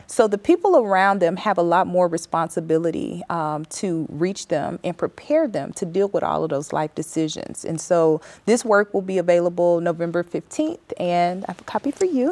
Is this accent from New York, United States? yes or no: no; West Memphis, Arkansas, United States; moved away as an adult; also born or lived in Vigo, Spain; I grew up in West Memphis, Arkansas.